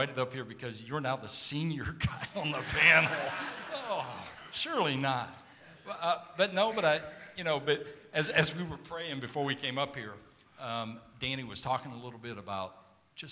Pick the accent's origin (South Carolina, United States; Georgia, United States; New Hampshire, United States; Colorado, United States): Georgia, United States; South; now in San Antonio, United States; I grew up in South Georgia